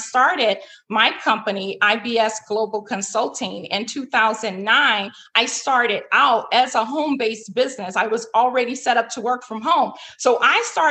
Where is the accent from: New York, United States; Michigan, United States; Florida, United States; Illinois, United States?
Illinois, United States; Chicago; Chicago, my hometown where I'm from